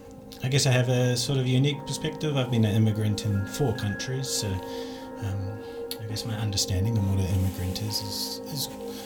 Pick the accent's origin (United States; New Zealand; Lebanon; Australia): New Zealand; now in Finland; I'm originally from New Zealand. I've been living in Finland for about 8 years now.